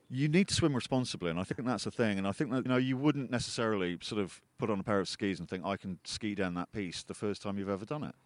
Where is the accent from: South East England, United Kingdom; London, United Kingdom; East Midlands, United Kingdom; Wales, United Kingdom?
East Midlands, United Kingdom; Peak District; I was born in the Peak District